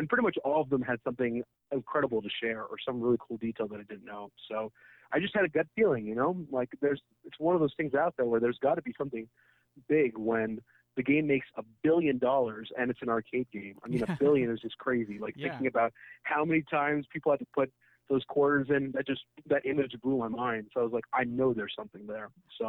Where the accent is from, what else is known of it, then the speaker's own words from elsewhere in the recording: Karachi, Sindh, Pakistan; So I grew up in Karachi, huge city, very metropolitan.